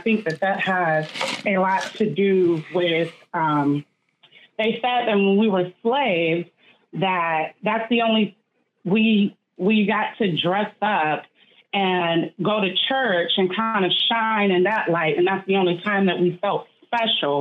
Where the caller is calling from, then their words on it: Grand Rapids, Michigan, United States; I'm calling from Grand Rapids, Michigan